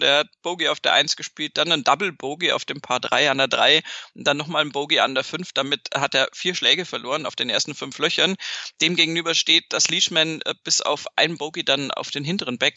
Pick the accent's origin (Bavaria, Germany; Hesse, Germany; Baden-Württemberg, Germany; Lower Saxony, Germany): Bavaria, Germany; Munich; viel südlicher als da, wo ich herkomme, geht in Deutschland tatsächlich nicht